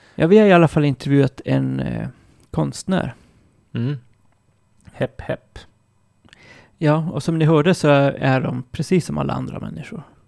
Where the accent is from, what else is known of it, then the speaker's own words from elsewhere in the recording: Malmberget, Norrbotten County, Sweden; där jag kommer ifrån, Malmberget